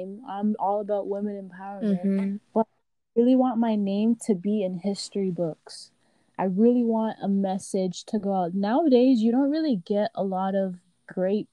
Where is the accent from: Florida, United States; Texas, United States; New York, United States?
Florida, United States; Miami; also born or lived in Haiti; I was born in Miami, Florida, mm-hmm. but I spent my first 4 years of life in Haiti